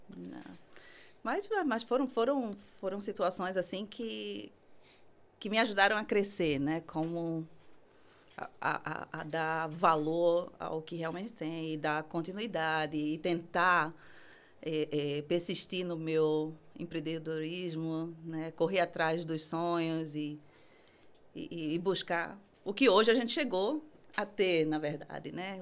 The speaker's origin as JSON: {"language": "Portuguese", "town": "Recife", "region": "Pernambuco", "country": "Brazil", "moved": "yes", "lives_now": "London, United Kingdom", "said": "do Recife. Sou nordestina."}